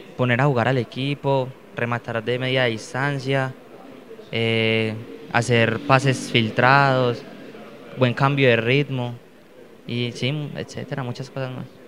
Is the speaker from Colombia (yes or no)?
yes; Risaralda, Caldas, Colombia; yo soy de Rizaralda Caldas, yo soy del pueblo de Risaralda Caldas